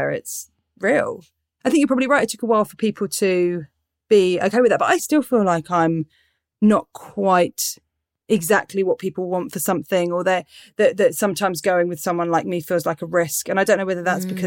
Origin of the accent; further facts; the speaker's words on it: Portsmouth, South East England, United Kingdom; Yeah, so I grew up in Pompey. I grew up in South well, near Southsea we grew up. And then I had cousins all over Pompey.